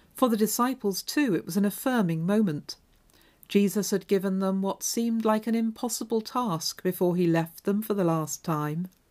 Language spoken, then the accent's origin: English; Devonshire, South West England, United Kingdom; moved away as an adult; also born or lived in Hull; When I moved up from Devonshire to Hull to go to university